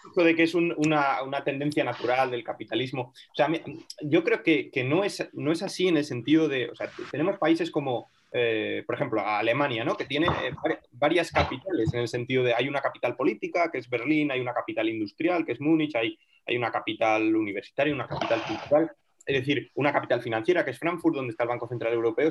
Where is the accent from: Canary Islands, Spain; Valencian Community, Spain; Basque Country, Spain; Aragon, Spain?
Aragon, Spain; Teruel; Yo ya nací en, Teruel, eh, pero bueno, son pueblecitos de menos de...